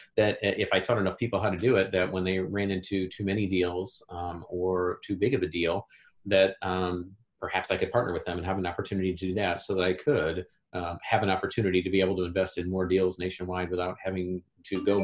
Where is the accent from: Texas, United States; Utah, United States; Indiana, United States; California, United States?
Indiana, United States; Indianapolis; here in my hometown of Indianapolis, Indiana